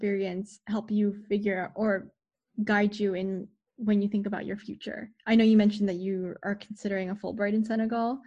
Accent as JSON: {"language": "English", "country": "United States", "said": "us as Americans"}